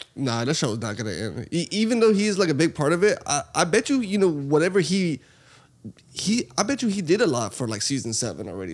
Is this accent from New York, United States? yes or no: no; Texas, United States; we're from Texas